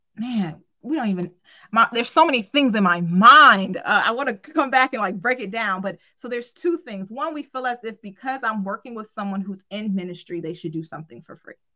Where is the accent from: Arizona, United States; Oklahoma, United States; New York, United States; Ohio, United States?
Ohio, United States; Cleveland; I'm from Cleveland, Ohio